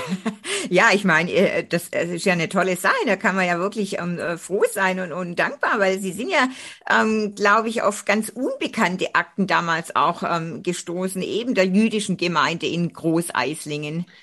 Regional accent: Göppingen, Baden-Württemberg, Germany; sind wir beide ja im Reusch aufgewachsen

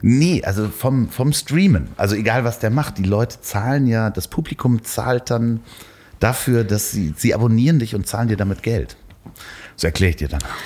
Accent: Northern Germany, Germany; accent: North German; ich habe den norddeutschen Akzent

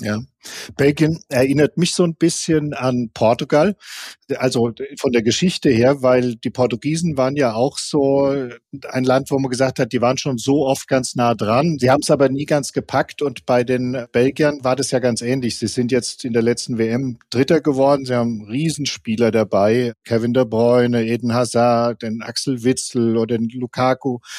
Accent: Offenbach, Hesse, Germany; ich komme aus Offenbach

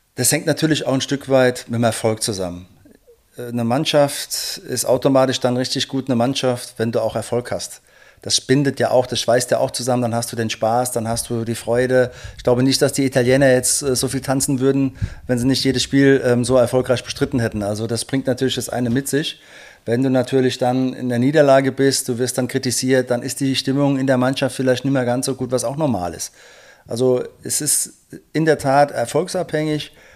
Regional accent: Rhineland-Palatinate, Germany; bei uns in der Pfalz

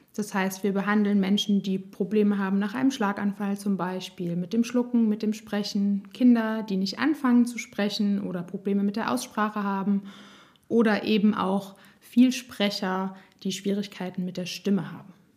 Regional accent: Nassau, Rhineland-Palatinate, Germany; ich komme aus Nassau, bin 32 Jahre alt

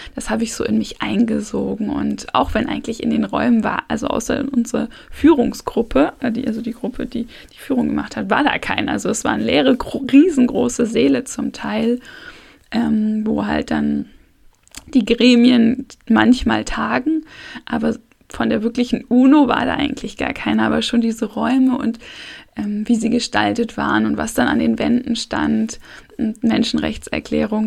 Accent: Hamburg, Germany; ich komme aus Hamburg

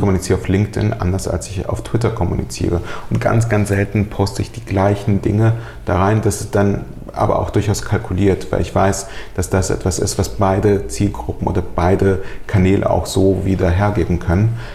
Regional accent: Germany; German is a second language; also born or lived in Soviet Union; ich bin mit fünf Jahren nach Deutschland gekommen mit äh, meiner Mutter und meinen Großeltern. Wir sind aus der Sowjetunion eingewandert

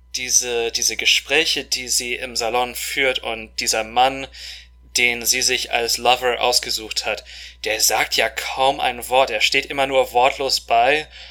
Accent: Moscow, Russia; moved away as an adult; now in Germany; Wir sind in Moskau groß geworden, auch volljährig geworden. Wir sind zur gleichen Schule gegangen

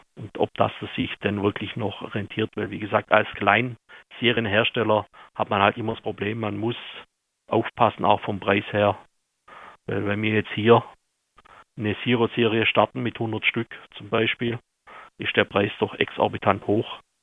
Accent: Austria; also born or lived in Vienna; Ich selber bin eigentlich aus Aulerdorf, arbeite jetzt aber in Wien

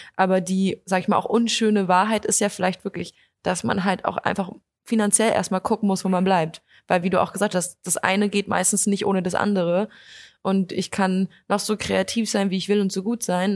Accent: Potsdam, Brandenburg, Germany; also born or lived in Berlin; ich studiere zwar in Berlin, aber ich komme eigentlich aus Potsdam

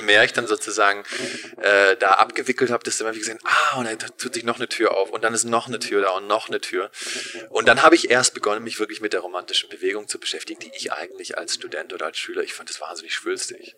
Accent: Germany; moved away as an adult; also born or lived in Berlin / Los Angeles, United States / San Francisco, United States; ich bin in Deutschland aufgewachsen

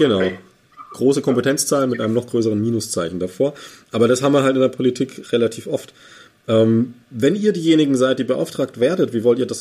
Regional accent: Bavaria, Germany; Ich bin gebürtiger Bayer

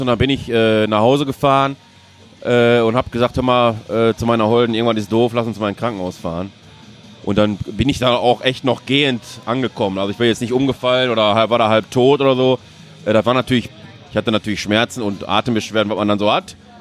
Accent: Duisburg, North Rhine-Westphalia, Germany; aus Duisburg komme ich.

